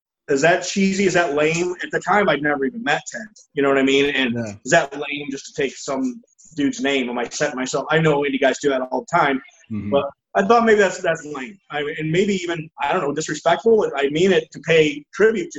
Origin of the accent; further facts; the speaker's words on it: Elmira, New York, United States; my hometown in Elmira